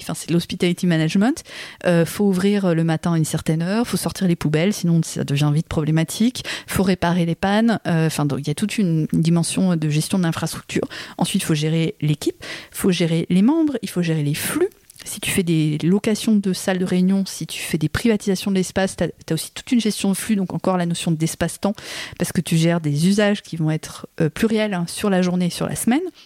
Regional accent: France; en tant que Française

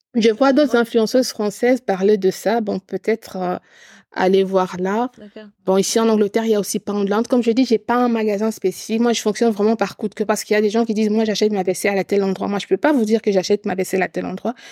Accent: eastern Congo, DR Congo; je suis originaire de l'Est du Congo

